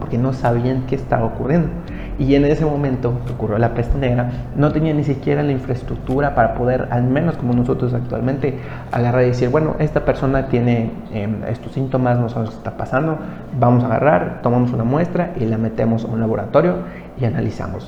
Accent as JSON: {"language": "Spanish", "country": "Mexico", "said": "yo soy de México"}